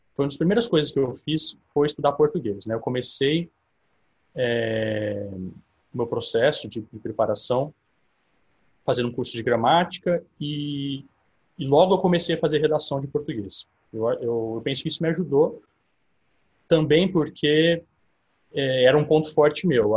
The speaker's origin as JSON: {"language": "Portuguese", "town": "São Carlos", "region": "São Paulo", "country": "Brazil", "tie": "born or raised there", "said": "eu sou nascido em São Carlos, né, no interior de São Paulo. Eu tenho 32 anos. Eu fiquei aqui até, até os meus 19 anos"}